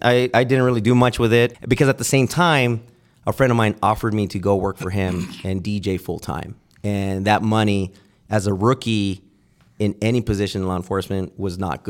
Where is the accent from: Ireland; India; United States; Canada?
United States; Santa Ana, California; I'm born and raised in Santa Ana